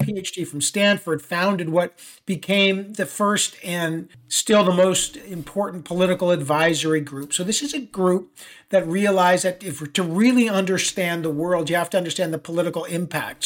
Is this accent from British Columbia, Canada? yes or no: no; Toronto, Ontario, Canada; moved away as an adult; also born or lived in Ottawa; now in New York City, United States; I was raised in Toronto